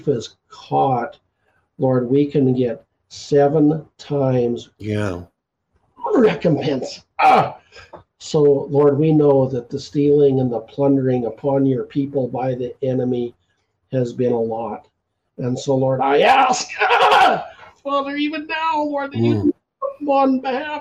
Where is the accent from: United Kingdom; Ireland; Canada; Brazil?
Canada; I'm the …